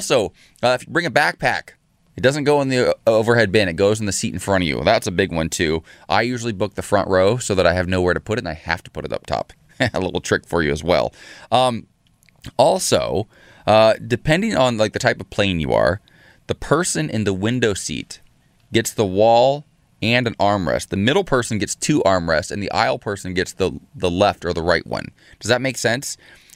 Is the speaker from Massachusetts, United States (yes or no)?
no; Columbus, Ohio, United States; Columbus, Ohio, my hometown